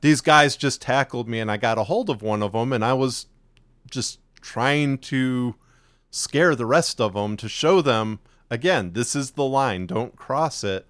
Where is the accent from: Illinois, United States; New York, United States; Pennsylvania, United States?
Illinois, United States; near Chicago; now in Texas, United States; we grew up up near Chicago, but we both actually ended up moving to Texas